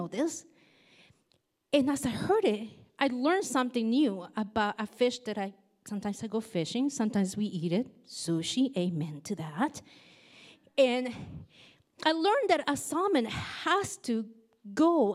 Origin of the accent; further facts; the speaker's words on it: Nicaragua; moved away; I grew up in Nicaragua